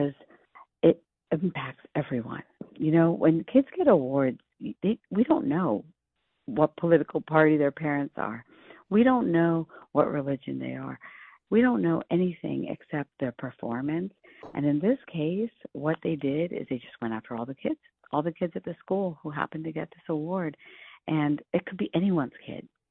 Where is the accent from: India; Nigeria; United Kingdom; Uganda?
India; now in United States; I'm an immigrant from India.